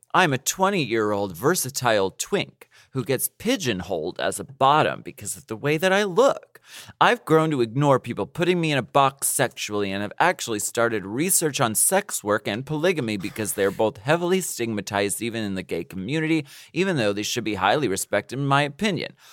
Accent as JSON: {"language": "English", "country": "United States", "said": "I am not from Ukraine, I'm from the United States"}